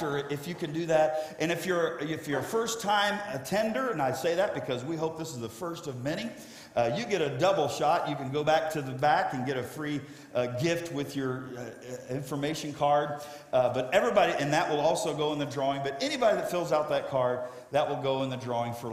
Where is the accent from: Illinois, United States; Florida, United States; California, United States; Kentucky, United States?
Florida, United States; South; also born or lived in Ohio; I grew up in South Florida